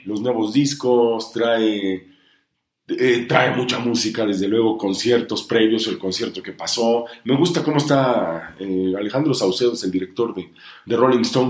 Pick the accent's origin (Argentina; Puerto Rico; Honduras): Honduras; also born or lived in Tlapa de Comonfort, Guerrero, Mexico; now in Puebla, Mexico; mi mamá es de Honduras y yo pues crecí en el Caribe hondureño, crecí en, Tegucigalpa, en la capital, en San Pedro Sula